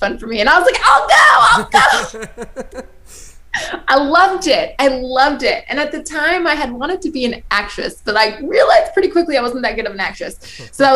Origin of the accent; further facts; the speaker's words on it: New York, United States; I'm from New York